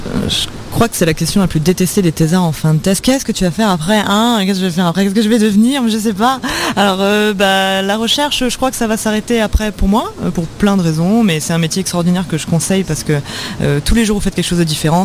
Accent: France; chez nous en France

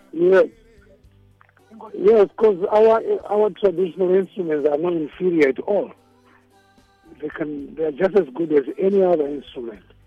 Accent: Zimbabwe; first language Shona; English is a second language

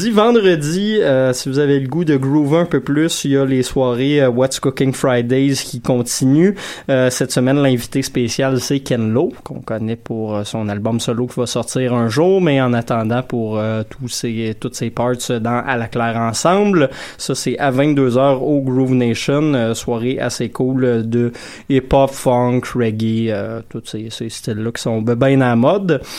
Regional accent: Saint-Hyacinthe, Quebec, Canada; vous pouvez descendre dans la, magnifique région de Saint-Hyacinthe, ma région natale

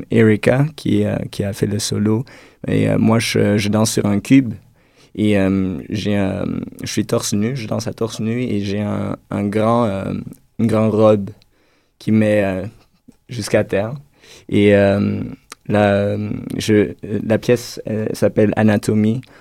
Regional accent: Netherlands; moved away; je viens des Pays-Bas

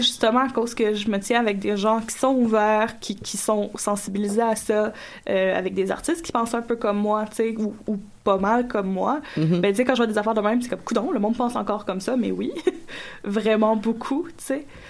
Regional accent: Gatineau, Quebec, Canada; moved away; moi, je, je viens de Gatineau, secteur Gatineau

